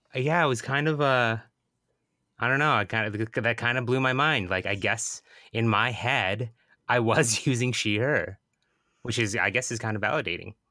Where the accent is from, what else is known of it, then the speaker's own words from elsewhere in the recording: Bremerton, Washington, United States; moved away; my hometown of Bremerton